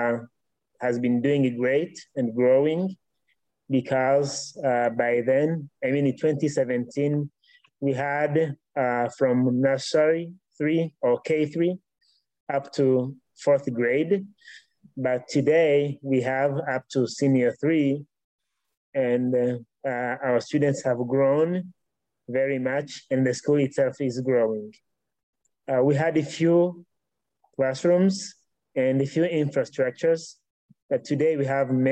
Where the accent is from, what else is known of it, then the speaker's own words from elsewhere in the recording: Northern Province, Rwanda; also born or lived in Democratic Republic of the Congo; I grew up in Rwanda. I was born on May 20th, 1991, in a northern province. And that's where I grew up